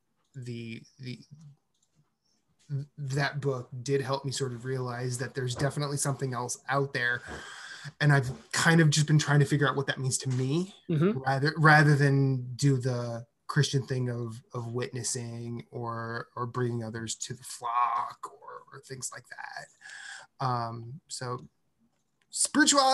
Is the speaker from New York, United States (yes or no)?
no; Des Moines, Iowa, United States; my hometown, Des Moines, Iowa